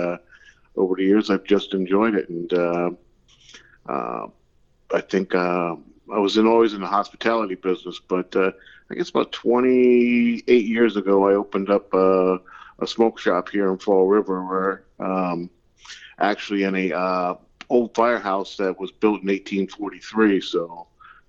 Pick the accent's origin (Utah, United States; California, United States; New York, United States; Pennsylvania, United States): Pennsylvania, United States; moved away; also born or lived in New England (near Boston); I grew up in Pennsylvania